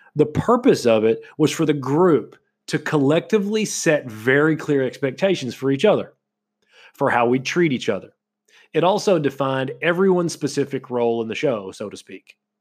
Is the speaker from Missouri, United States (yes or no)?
no; Kentucky, United States; moved away; also born or lived in Florida; where I was from in Kentucky